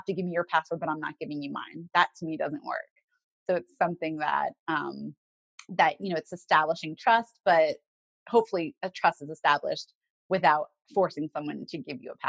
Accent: the South, United States; I grew up in the South

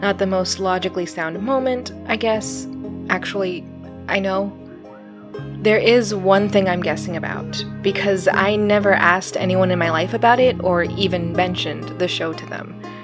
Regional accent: Arizona, United States; I grew up in Arizona, right? I still don't understand winter.

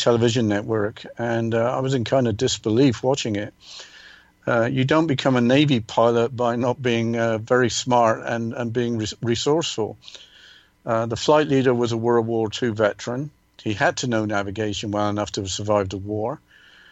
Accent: England, United Kingdom; growing up in England

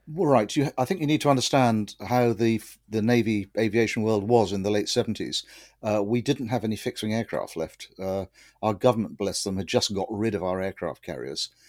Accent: Winchester, South East England, United Kingdom; moved away as an adult; now in Somerset, United Kingdom; I grew up in Winchester, which is uh, 100 miles or so to the east

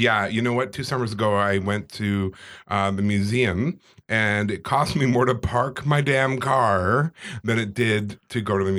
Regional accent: Calgary, Alberta, Canada; moved away as an adult; also born or lived in England; I was raised in Calgary

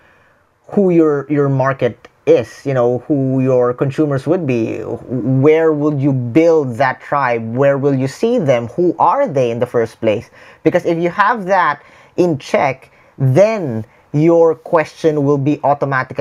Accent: Philippines; English is a second language; I'm a Filipino. I speak, English is not my first language, but the tribe that is around me is outside the Philippines.

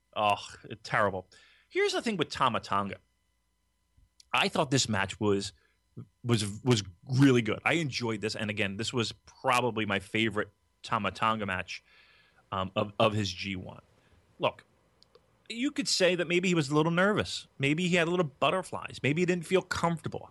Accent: Gloucester City, New Jersey, United States

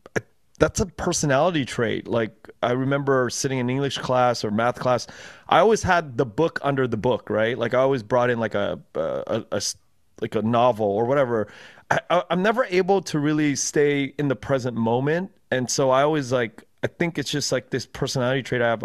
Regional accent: Los Angeles, California, United States; I grew up, uh, in Koreatown predominantly

